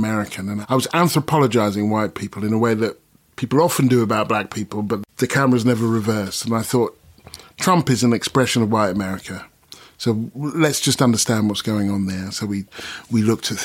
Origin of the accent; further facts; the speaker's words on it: Stevenage, East of England, United Kingdom; moved away as an adult; also born or lived in United States; now in London, United Kingdom; I grew up in Stevenage